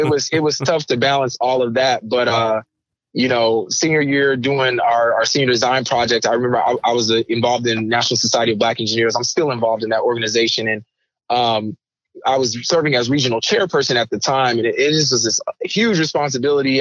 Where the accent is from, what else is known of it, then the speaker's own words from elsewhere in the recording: Raytown, Missouri, United States; also born or lived in Kaiserslautern, Germany; came to the states and did most of my growing up in Raytown, Missouri, which is a suburb of Kansas City, Missouri